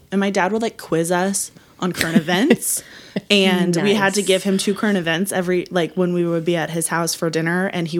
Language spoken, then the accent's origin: English; Lawrence, Kansas, United States; I grew up in Lawrence, Kansas.